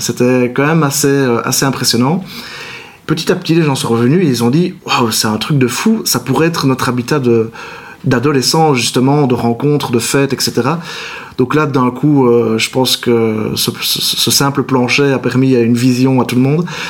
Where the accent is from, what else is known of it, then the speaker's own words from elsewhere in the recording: Libin, Wallonia, Belgium; also born or lived in Marche-en-Famenne / Liège; Liban, c'est mon village natal, en effet. Donc j'y ai habité jusqu'à l'âge de 13 ans de manière quotidienne.